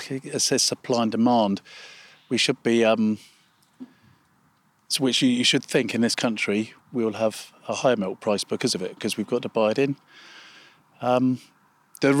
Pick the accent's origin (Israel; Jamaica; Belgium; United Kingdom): United Kingdom; England; as English farmers, British